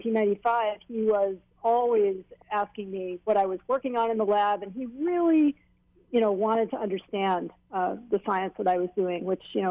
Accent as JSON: {"language": "English", "town": "Hilo", "region": "Hawaii", "country": "United States", "tie": "born or raised there", "said": "I grew up in Hilo"}